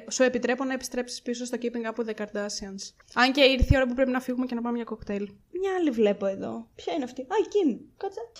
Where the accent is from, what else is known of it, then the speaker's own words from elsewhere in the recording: Crete, Greece; Είμαι από την Κρήτη. I'm from Crete.